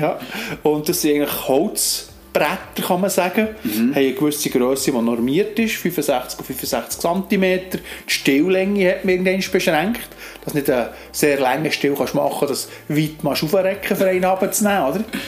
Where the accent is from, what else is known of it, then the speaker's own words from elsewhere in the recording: Alchenflüh, Bern, Switzerland; in Alchenflüh, wo ich aufgewachsen bin.